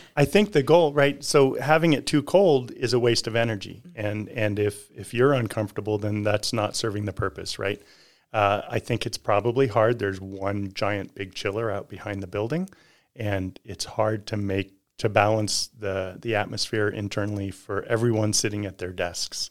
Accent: California, United States; now in Reno, United States; grew up down in California

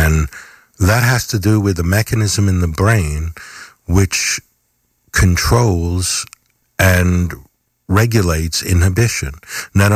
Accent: Westchester County, New York, United States; now in Rhinecliff, United States; I grew up in Westchester County, mostly

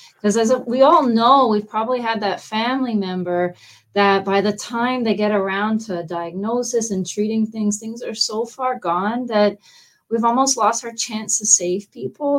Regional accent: Canada; moved away as an adult; now in Fort Myers, United States; I'm actually from Canada.

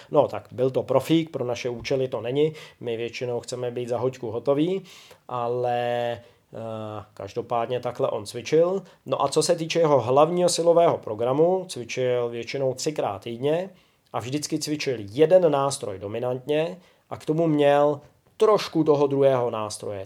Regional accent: Czechia; Občas učím i u nás doma v Čechách a, a na Slovensku

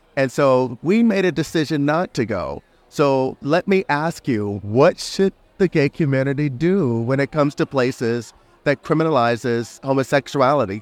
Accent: United States; I'm from the United States

